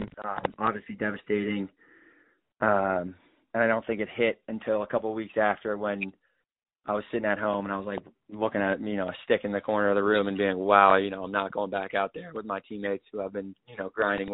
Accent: Connecticut, United States; to be able to play at the next level in Connecticut, where it's basically in my hometown, is just an unreal opportunity for me.

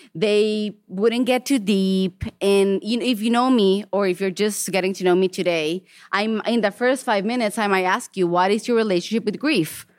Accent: Mexico; now in Portland, United States; I was born and raised in Mexico

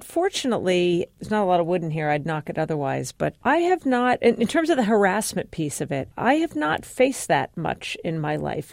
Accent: New York City, New York, United States; born or raised there

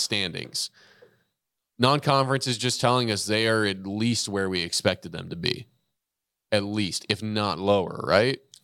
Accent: Texas, United States; growing up in Texas

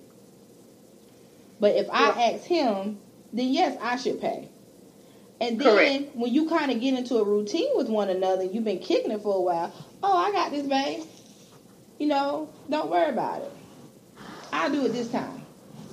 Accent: Clemson, South Carolina, United States; I'm from Clemson.

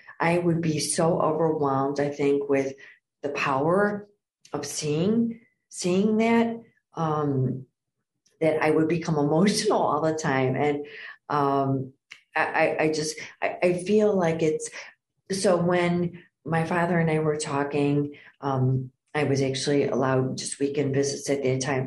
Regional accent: Downers Grove, Illinois, United States; I was born and raised in Downers Grove

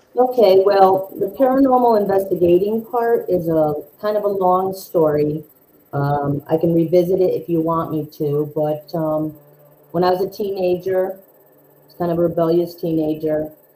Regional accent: New York, United States; I'm from New York

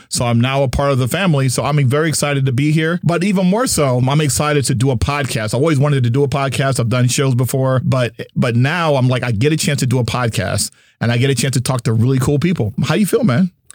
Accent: New Jersey, United States; moved away; also born or lived in Dallas, Texas; I'm from New Jersey

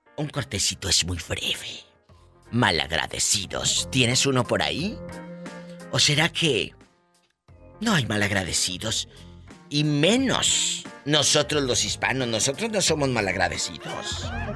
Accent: Tamaulipas, Mexico; now in United States; los de Tamaulipas no somos así.

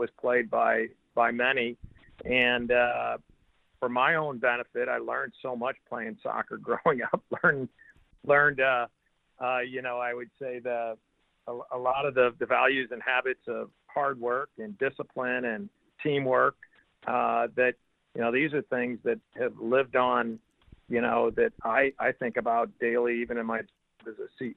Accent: St. Louis, Missouri, United States; growing up in that part of town, it was, I would say, very much a middle class kind of neighborhood

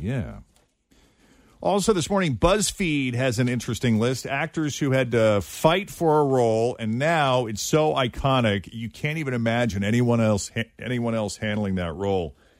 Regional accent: New England, United States; moved away; I grew up in New England as a kid

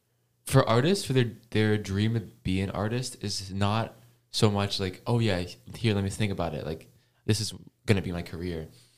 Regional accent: Hong Kong; moved away; I'm from Hong Kong.

